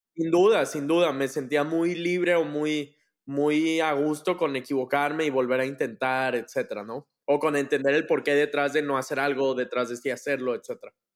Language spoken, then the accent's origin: Spanish; Monterrey, Nuevo León, Mexico; yo soy de Monterrey, toda mi vida viví aquí, crecí acá